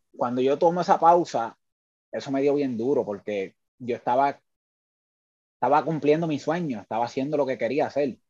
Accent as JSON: {"language": "Spanish", "town": "Lares", "country": "Puerto Rico", "said": "es una persona que sale de eh, la ciudad del Grito, del Ares, eh, muy orgulloso de mi pueblo"}